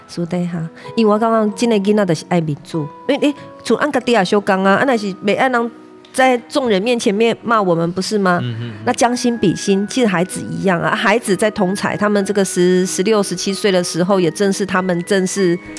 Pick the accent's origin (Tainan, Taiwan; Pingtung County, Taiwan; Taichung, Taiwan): Pingtung County, Taiwan; moved away as an adult; 回来这一个，这个屏东，嗯，嗯，哈，我嗯。出生的地方，哈，嗯，来工作